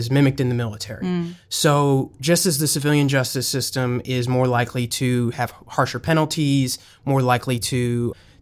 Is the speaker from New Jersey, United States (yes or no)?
yes; Franklin Township, New Jersey, United States; I'm from New Jersey. And I lived in Franklin Township growing up just outside of New Brunswick